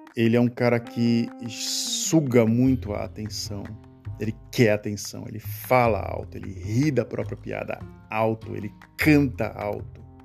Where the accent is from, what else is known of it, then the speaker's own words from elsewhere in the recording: Brazil; moved away as an adult; now in Netherlands; sobre o Brasil, de onde eu nasci.